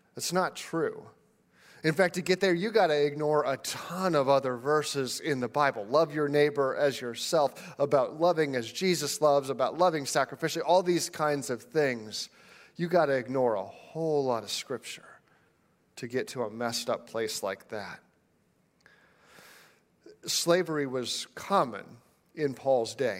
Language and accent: English; United States; as an American